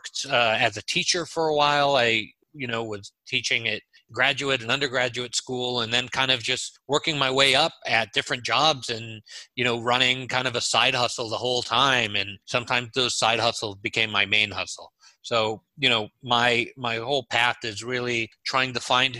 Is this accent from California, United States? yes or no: yes; Los Angeles, California, United States; moved away as an adult; also born or lived in Haifa, Israel / New York / Michigan; now in Orlando, United States; I was born in Israel, in Haifa, and my family came to the U.S. when I was 3 years old. We lived in New York for a while and Michigan, and then we finally settled in Los Angeles, where I spent 35 years